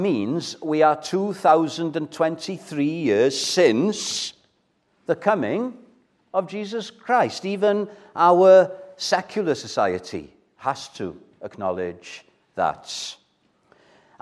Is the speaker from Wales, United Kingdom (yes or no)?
yes; Welsh, Wales, United Kingdom; first language Welsh; English is a second language; English, as you can gather, isn't my first language. Welsh is my first language, and I'm very proud of Welsh